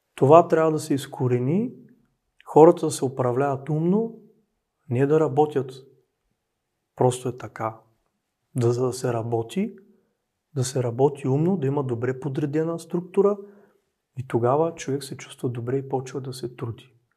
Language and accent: Bulgarian; Dobruja, Bulgaria; Аз съм от Добруджа